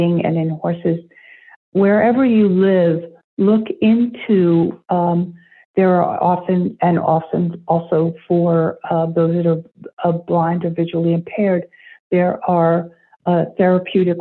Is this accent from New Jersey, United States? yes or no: yes; New Jersey, United States; now in Maine, United States; I grew up in New Jersey. I live in Maine now.